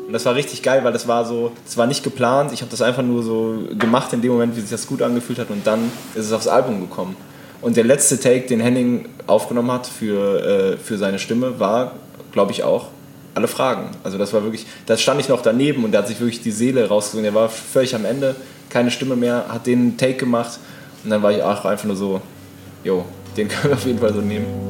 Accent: Hennef, North Rhine-Westphalia, Germany; moved away; Hennef, so wie der Song ursprünglich hieß, das ist da, wo ich herkomme

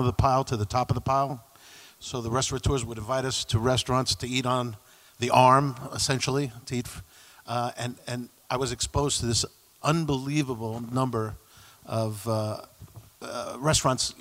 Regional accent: New York City, New York, United States; I grew up in New York City, uh, Peter Cooper Village, which is uh, the housing projects along the East River

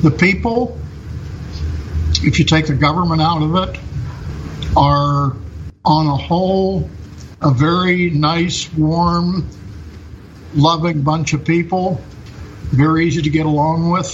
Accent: Pennsylvania, United States; moved away as an adult; now in Vietnam; I'm from Pennsylvania

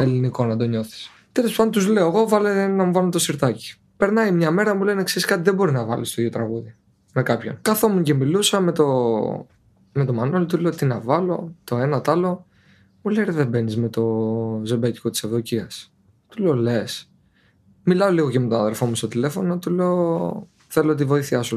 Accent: Petri, Peloponnese, Greece; moved away as an adult; now in Turkey; Το χωριό μου λέγεται Πετρή Νεμέας. Είναι από την Νεμέα 10 λεπτά

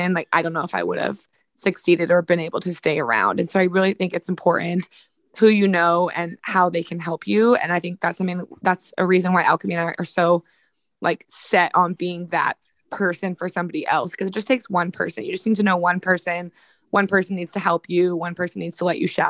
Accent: Sacramento, California, United States; I'm from Sacramento. I grew up like 10 minutes from downtown

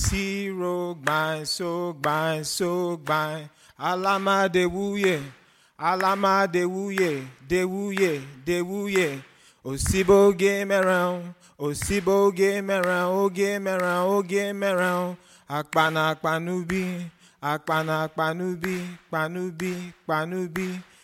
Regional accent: Nigeria; now in United States; And I moved here from Nigeria. I'm black, as you guys can see. But being Nigerian and being black is different from being American and being black.

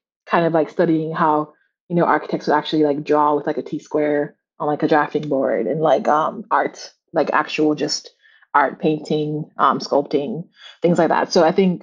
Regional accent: Kingston, Jamaica; moved away as an adult; now in Boston, United States; I'm from Jamaica because I am. Born and raised in Kingston, Jamaica.

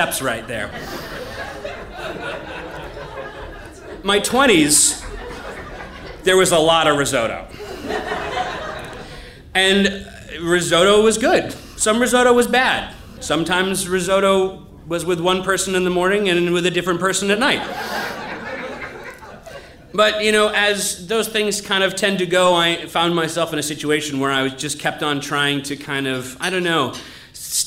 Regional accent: New England, United States; growing up in America

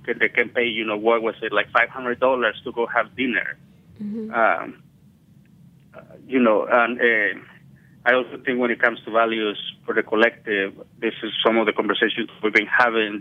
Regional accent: Oaxaca, Mexico; I'm from Oaxaca

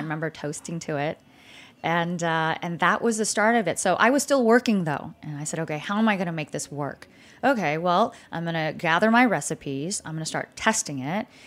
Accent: California, United States; moved away as an adult; also born or lived in Vietnam / Malaysia; now in Dallas, United States; growing up in California

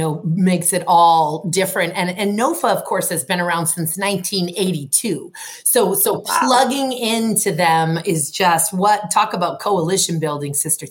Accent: Maine, United States; also born or lived in Boston, Massachusetts; I was born in Boston and lived there for the first 6 years of my life, I was raised in Maine

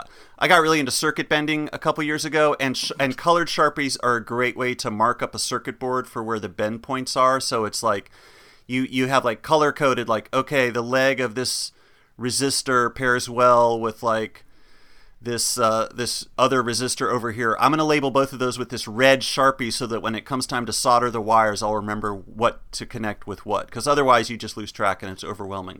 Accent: Chapel Hill, North Carolina, United States; growing up in Chapel Hill, North Carolina

